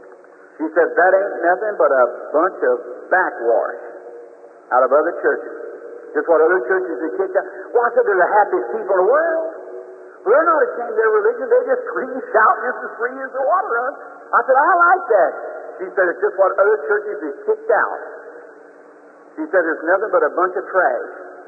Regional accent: the South, United States; I'm a Southerner, too.

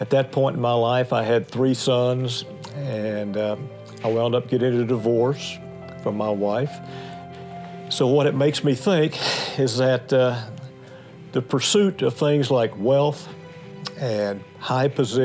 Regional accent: United States; I was born in the United States

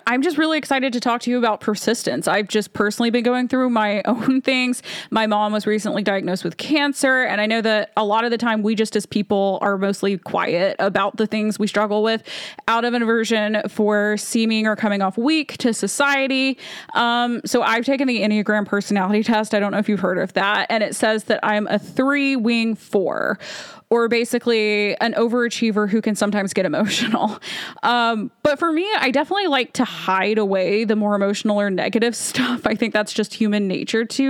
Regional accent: United States; my home country, the US.

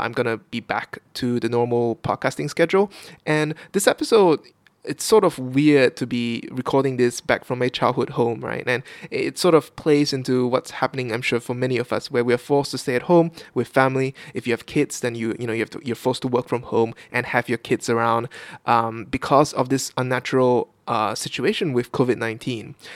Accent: Kuching, Sarawak, Malaysia; moved away as an adult; now in Vietnam; my hometown of Kuching, Sarawak, on the island of Borneo, uh, in the in Malaysia

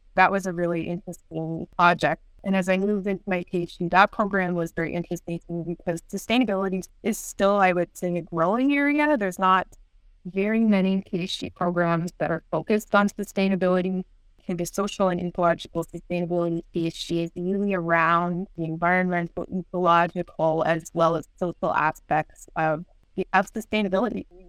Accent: Niagara Falls, Ontario, Canada; I grew up in the Niagara region

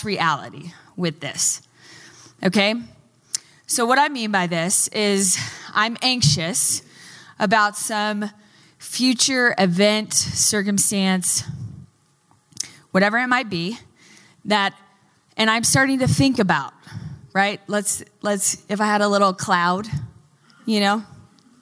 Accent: Texas, United States; moved away; I'm from Texas

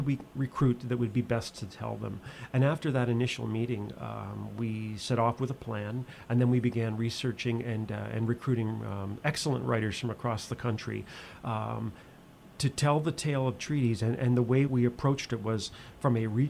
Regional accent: Nova Scotia, Canada; I grew up in Nova Scotia

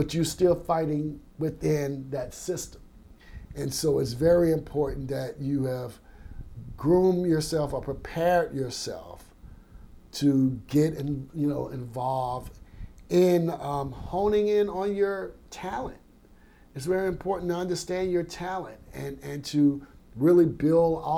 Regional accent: Baker, Louisiana, United States; also born or lived in Augusta, Georgia; I grew up in Baker, Louisiana

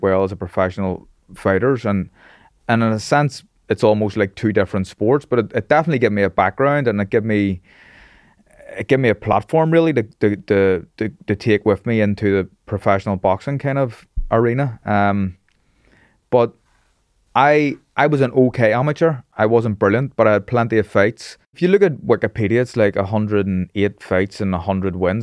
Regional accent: Belfast, Northern Ireland, United Kingdom; I grew up in Taggart Bay, which is a staunch loyalist

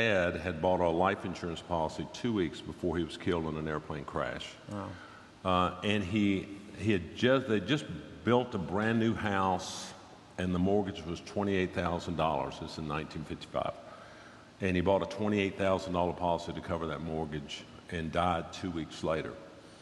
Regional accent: Nashville, Tennessee, United States; born or raised there; also born or lived in Dayton, Ohio

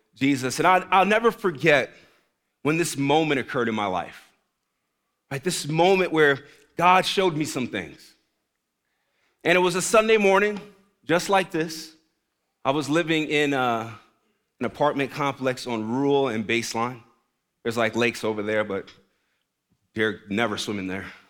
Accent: New York City, New York, United States; moved away; I'm from the Bronx, New York originally. The Bronx, not Brooklyn, the Bronx

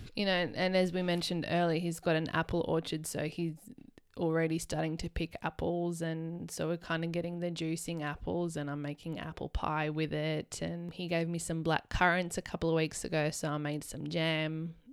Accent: Canberra, Australian Capital Territory, Australia; where we grew up in Canberra

